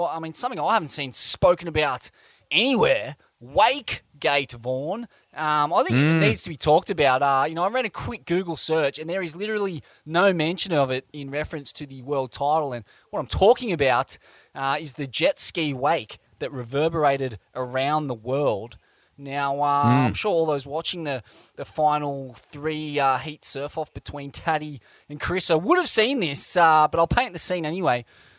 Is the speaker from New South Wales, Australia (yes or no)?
yes; Sydney, New South Wales, Australia; moved away as an adult; now in Wardell, Australia; the greatest surfer my hometown, the Eastern Suburbs, has ever produced.